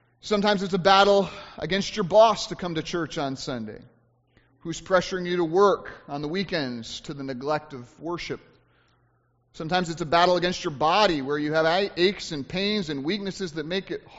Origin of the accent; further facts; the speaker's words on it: United States; as Americans